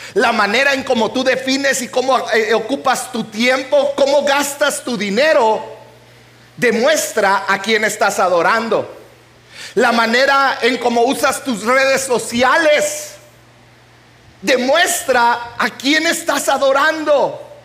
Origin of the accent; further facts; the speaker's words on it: Chihuahua, Mexico; moved away; Yo vengo de Chihuahua, donde en Chihuahua, Chihuahua, Chihuahua, donde hay chile chilaca de 880